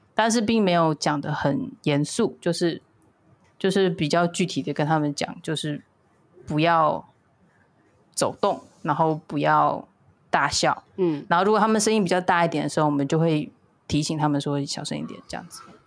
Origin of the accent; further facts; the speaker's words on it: Taipei, Taiwan; 我从小就在台北长大